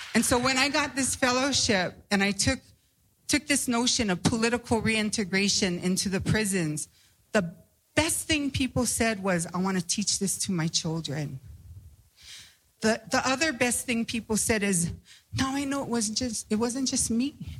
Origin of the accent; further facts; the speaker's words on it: Hawaii, United States; I come from Hawaii